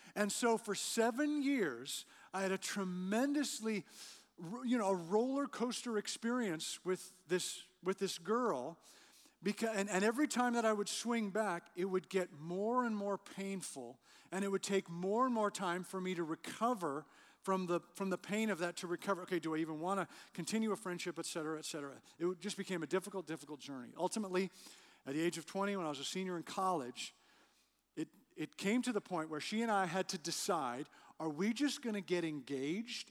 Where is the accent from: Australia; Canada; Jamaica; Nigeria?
Canada; Western Canada; moved away; I grew up in Western Canada.